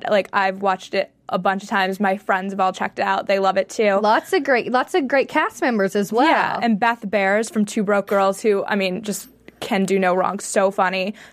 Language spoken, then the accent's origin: English; San Francisco, California, United States; So if you're in New York, Los Angeles, Boston, Chicago, my hometown, San Francisco, go check it out.